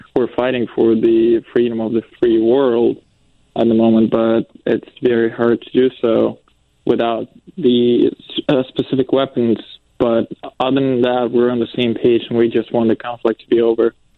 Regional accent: southeast Ukraine, Ukraine; now in United States; I'm from Ukraine, uh, from southeast uh, part of Ukraine

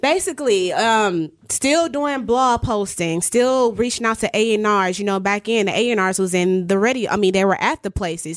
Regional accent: Milwaukee, Wisconsin, United States; moved away as an adult; also born or lived in Atlanta; One of the reasons why I moved back from Atlanta to Milwaukee is to help the community.

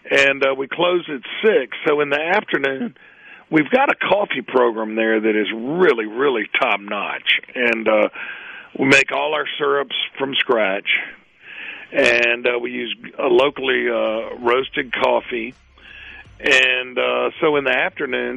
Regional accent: Hattiesburg, Mississippi, United States; I grew up in Midtown Hattiesburg

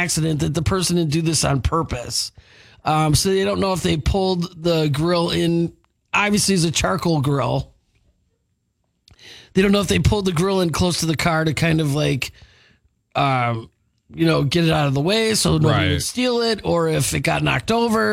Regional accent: Milwaukee, Wisconsin, United States; growing up in Milwaukee, I went to lots of Brewers games

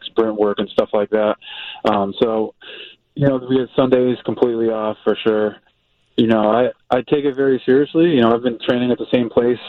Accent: Massachusetts, United States; I'm from Massachusetts, maybe I didn't play baseball year-round as a kid

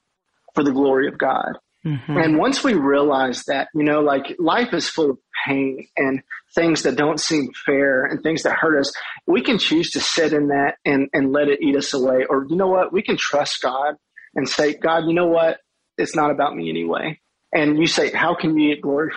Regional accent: Madisonville, Kentucky, United States; my hometown of Madisonville, Kentucky

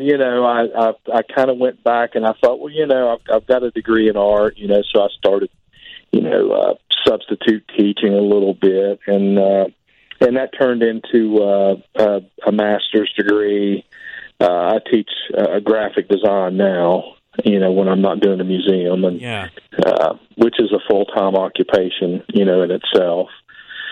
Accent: Point Pleasant, West Virginia, United States; I'm from Point Pleasant, West Virginia. You know, that's the home of the Mothman, pretty much. Born and raised there.

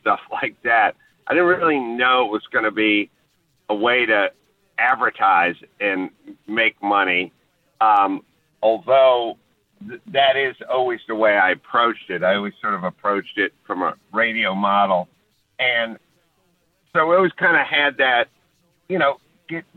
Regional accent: Los Angeles, California, United States; I'm from North Hollywood, California, so all we ever, you know, I grew up with USC and UCLA

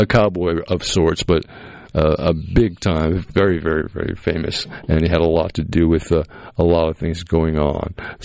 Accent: Massachusetts, United States; I grew up in Massachusetts

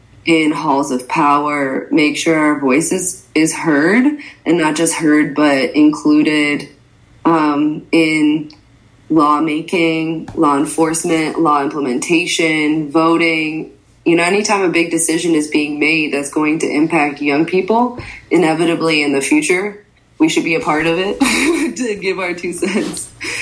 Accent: Michigan, United States; moved away as an adult; also born or lived in Connecticut; now in Chicago, United States; I usually say that I was born in Connecticut and then moved to Michigan and then moved to Chicago for college. But my parents immigrated here from Egypt at different times.

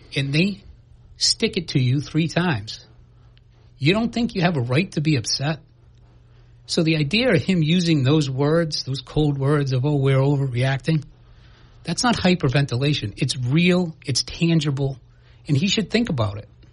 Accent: New Bedford, Massachusetts, United States; I grew up in New Bedford

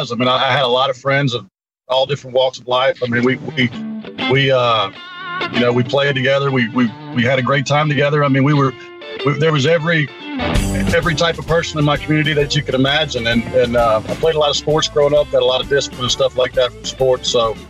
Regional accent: Gulfport, Mississippi, United States; I grew up in Northwood Hills. It was a just a middle-class community.

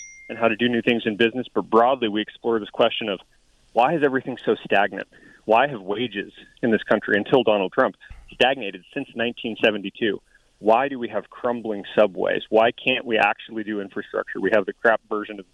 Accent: Tucson, Arizona, United States; also born or lived in Colorado; I grew up here in Tucson and in the foothills

